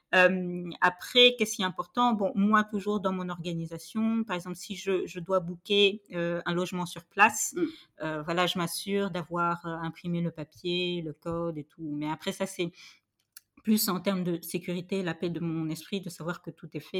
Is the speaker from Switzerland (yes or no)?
no; Senegal; moved away; chez moi au Sénégal